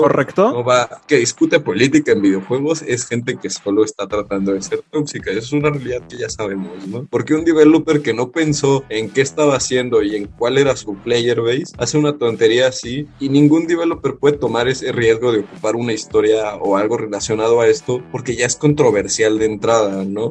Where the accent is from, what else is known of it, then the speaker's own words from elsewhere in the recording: Mexico; aquí somos mexicanos